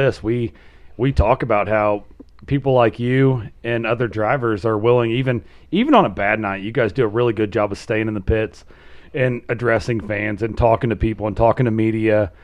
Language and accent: English; Southern Indiana, United States; we're from Southern Indiana